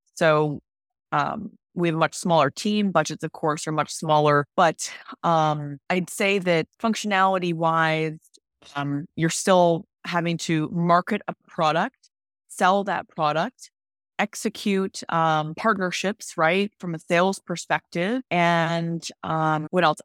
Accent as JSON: {"language": "English", "town": "Cleveland", "region": "Ohio", "country": "United States", "tie": "born or raised there", "moved": "yes", "said": "I'm originally from Cleveland, Ohio, and Cleveland is a very strong, um, sports town. And so I grew up going to Browns games"}